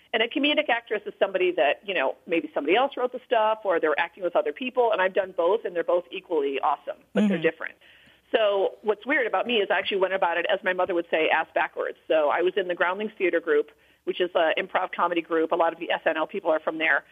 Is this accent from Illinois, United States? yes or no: yes; Illinois, United States; when I was growing up in Illinois